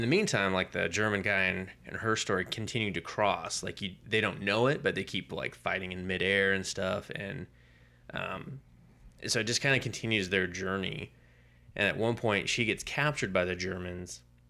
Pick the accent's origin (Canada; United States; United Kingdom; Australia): United Kingdom; I'm the Brit over here today.